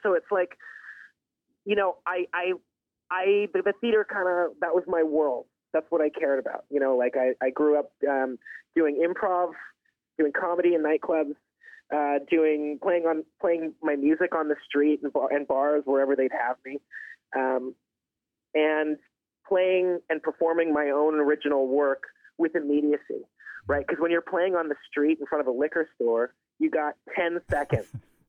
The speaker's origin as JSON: {"language": "English", "town": "Toronto", "region": "Ontario", "country": "Canada", "tie": "born or raised there", "also_born_or_lived": "Pine Ridge, United States / Los Angeles, United States / Vermont, United States", "said": "I was born in Pine Ridge, South Dakota, but I'm the son of a movie star, and she moved us around from L.A. to Vermont and finally to Toronto."}